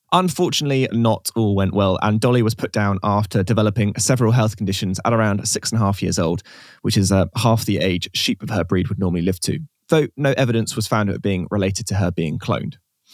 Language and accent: English; United Kingdom; I thought as a Brit